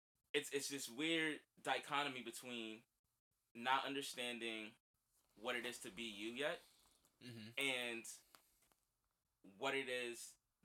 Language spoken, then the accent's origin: English; New York City, New York, United States; moved away; also born or lived in New Jersey; I was from Crown Heights. I lived in Everfield.